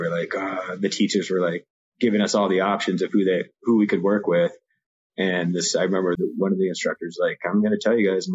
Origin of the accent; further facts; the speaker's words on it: Evergreen, Colorado, United States; also born or lived in California; I was originally born in California, and my family moved to Evergreen, Colorado when I was 5. So I grew up in Evergreen